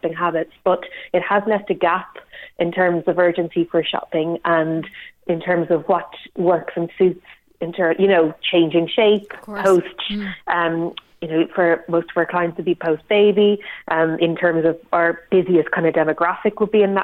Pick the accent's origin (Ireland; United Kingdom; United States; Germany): Ireland; us as Irish people